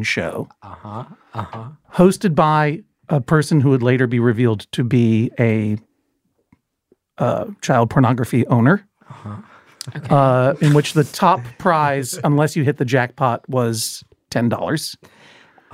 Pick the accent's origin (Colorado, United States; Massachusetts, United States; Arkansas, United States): Massachusetts, United States; Boston; I grew up in the Boston area